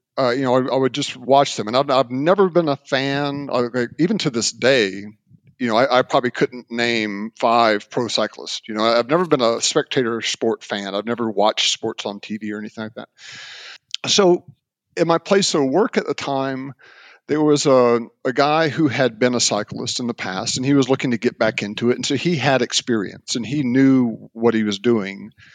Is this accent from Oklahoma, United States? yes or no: no; Mobile, Alabama, United States; I grew up in Mobile, Alabama